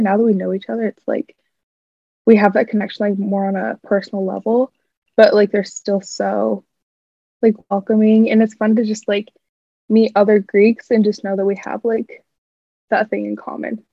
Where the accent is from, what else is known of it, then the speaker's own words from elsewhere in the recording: Clive, Iowa, United States; now in Iowa City, United States; I'm originally from Clive, Iowa